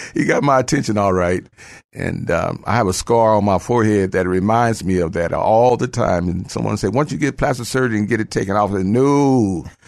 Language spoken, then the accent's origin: English; Phoenix, Arizona, United States; moved away as an adult; now in San Antonio, United States; I am, uh, from Phoenix, Arizona. I moved here about thirty-five years ago.